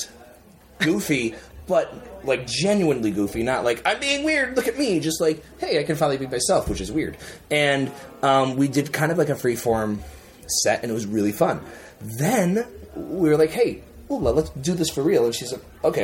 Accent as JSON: {"language": "English", "country": "United States", "moved": "as an adult", "lives_now": "Finland", "said": "I'm an American. I have been living in Finland for 6 years"}